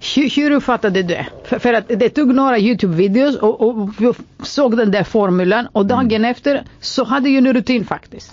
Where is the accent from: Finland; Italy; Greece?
Greece; Swedish is a second language; moved away as an adult; now in Sweden; som grek